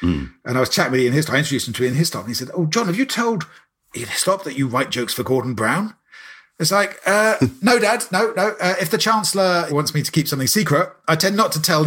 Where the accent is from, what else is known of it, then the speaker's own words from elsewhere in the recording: Maidenhead, South East England, United Kingdom; moved away; go back to my hometown in Maidenhead